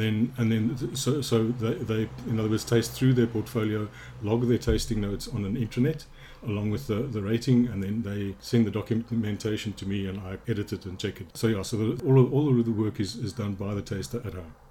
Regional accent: Johannesburg, Gauteng, South Africa; I grew up in Johannesburg

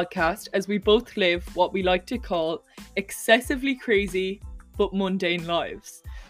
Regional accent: Ireland; moved away as an adult; now in Lund, Sweden; from Ireland. I'm 19 years old

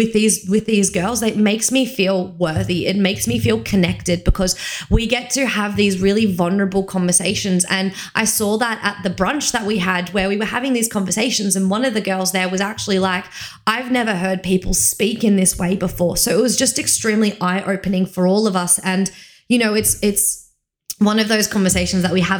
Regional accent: Victoria, Australia; moved away as an adult; the people that I'm friends with from Victoria, they knew me when I was a teenager

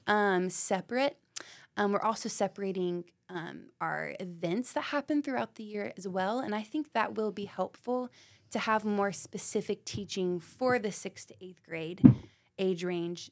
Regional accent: Knoxville, Tennessee, United States; I am born and raised in Knoxville, Tennessee.

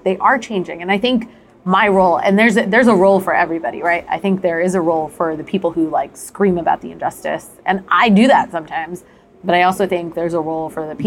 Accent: New Jersey, United States; I grew up in the Indian community in New Jersey

